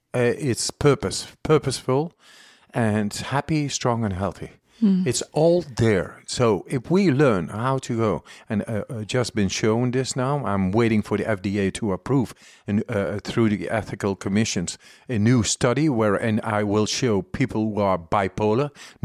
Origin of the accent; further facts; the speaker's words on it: Amsterdam, North Holland, Netherlands; And I'm from Amsterdam.